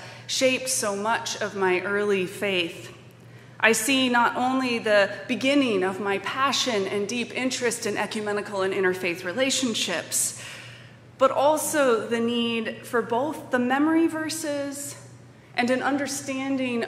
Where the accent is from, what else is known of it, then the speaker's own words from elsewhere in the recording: Colorado Springs, Colorado, United States; now in Madison, United States; I was a Catholic kid growing up in Colorado Springs, Colorado, in the 80s